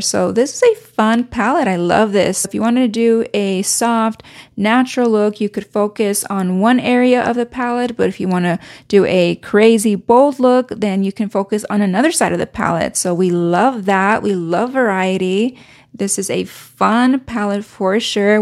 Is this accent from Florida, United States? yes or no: no; Reno, Nevada, United States; moved away; I haven't been in my hometown since the pandemic